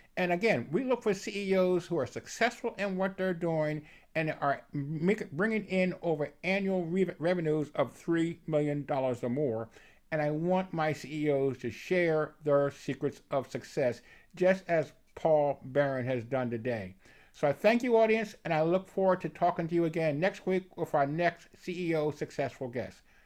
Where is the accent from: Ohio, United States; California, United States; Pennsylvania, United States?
Pennsylvania, United States; Philadelphia; now in Evansville, United States; I'm living in, in Evansville, Indiana, I'm originally born and raised in Philadelphia, so I, I have that East Coast background myself